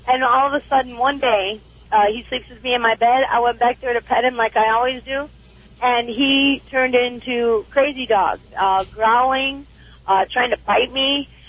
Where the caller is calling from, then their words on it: Arizona, United States; I'm calling from Arizona.